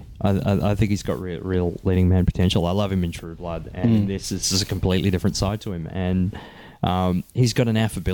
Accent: Australia; We, Australia as a culture

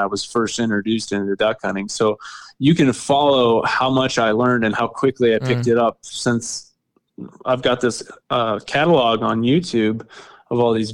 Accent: Kansas, United States; But I'm from Kansas, like I said earlier, and been a resident here my whole life

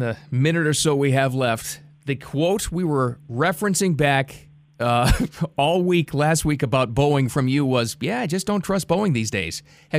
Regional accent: Boston, Massachusetts, United States; now in South Florida, United States; I'm from Boston.

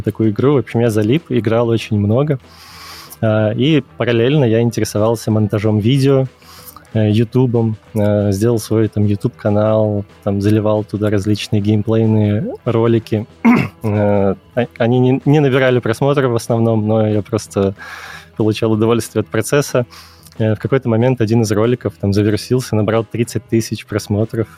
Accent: Kyiv, Ukraine; moved away as an adult; also born or lived in Minsk, Belarus; я из Киева, э, я учился на экономическом факультете КНЕУ

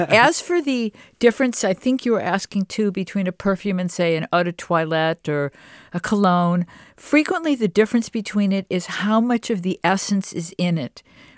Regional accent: Detroit, Michigan, United States; I'm from Detroit, and I had the same experience as you when I saw like a lemon tree, and then I picked the flowers.

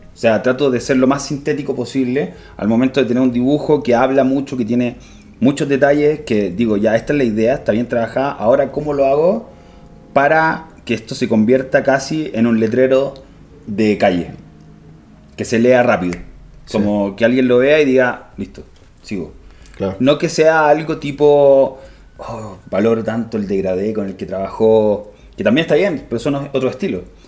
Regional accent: Santiago, Santiago Metropolitan Region, Chile; Yo soy de Santiago

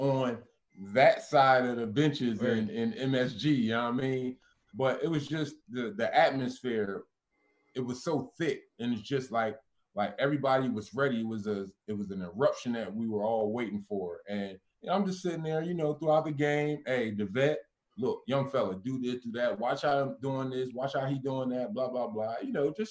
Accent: Philadelphia, Pennsylvania, United States; I grew up watching Patrick Ewing with me being in Philly

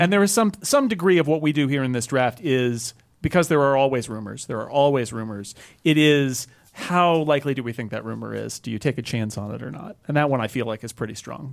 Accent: California, United States; I'm from California

